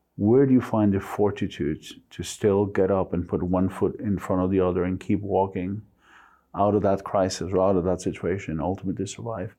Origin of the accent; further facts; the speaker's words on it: Mexico; English is a second language; moved away as an adult; also born or lived in United States; now in London, United Kingdom; I was born and raised to German parents in Mexico